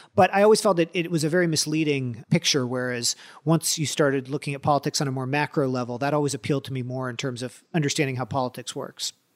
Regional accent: California, United States; moved away as an adult; also born or lived in Washington; growing up in California

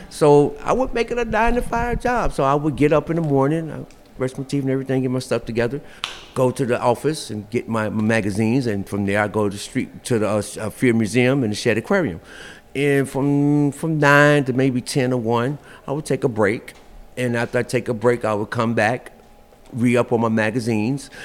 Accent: Chicago, Illinois, United States; Born and raised in Chicago, uh, um, um, in my younger years, uh, I was on the west side.

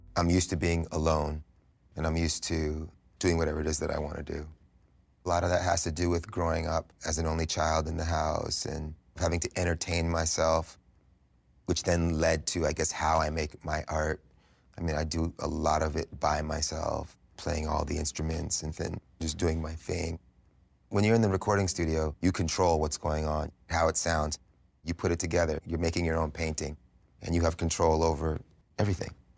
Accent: New York City, New York, United States; growing up in New York City at this time, this early seventies New York City vibe was really strong

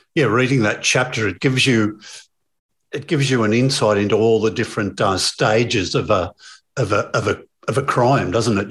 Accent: Melbourne, Victoria, Australia; I'm from Melbourne

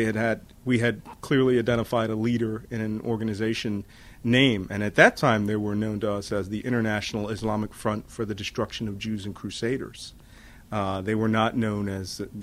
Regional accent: Philadelphia, Pennsylvania, United States; I grew up in Philadelphia

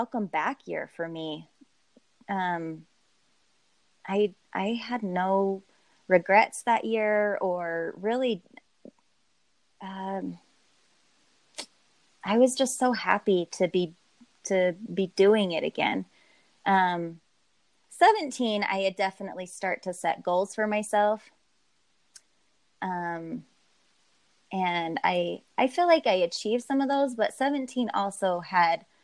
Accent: Southern Utah, United States; now in Northern Utah, United States; I live in Northern Utah. But I should clarify, I grew up in Southern Utah, which is pretty close to Vegas

